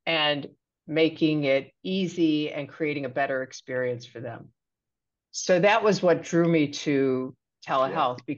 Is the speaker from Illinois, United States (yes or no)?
yes; Chicago, Illinois, United States; So I grew up in the south side of Chicago in Hyde Park, which is in the same community as the University of Chicago